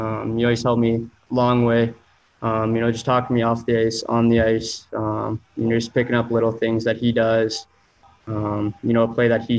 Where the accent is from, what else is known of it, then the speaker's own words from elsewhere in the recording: Spokane, Washington, United States; now in Edmonton, Canada; went back to my hometown, Spokane